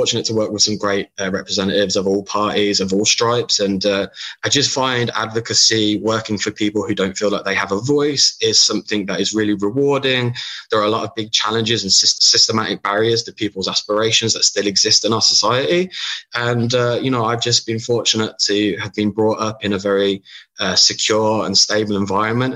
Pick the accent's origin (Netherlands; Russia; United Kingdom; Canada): United Kingdom; accent: British; moved away; as you can tell from my accent, I'm British.